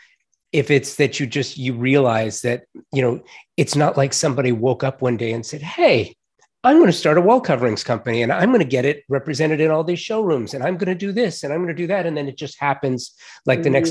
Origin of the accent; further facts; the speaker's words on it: Los Angeles, California, United States; also born or lived in Dallas, Texas; now in Tulsa, United States; my hometown